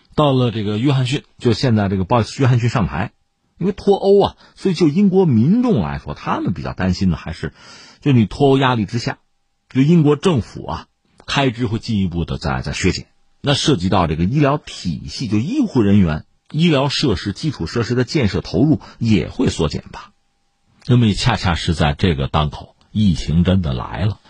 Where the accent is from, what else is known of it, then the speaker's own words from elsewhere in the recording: China; 我们作为中国人